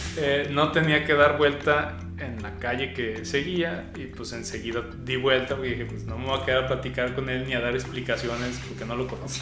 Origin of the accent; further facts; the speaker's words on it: Guadalajara, Jalisco, Mexico; Nací aquí en Guadalajara. Sí, nací aquí en Guadalajara.